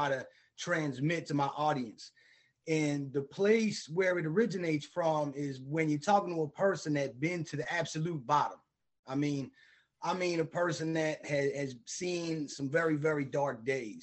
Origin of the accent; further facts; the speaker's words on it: Bridgeton, New Jersey, United States; I grew up in Bridgeton, New Jersey.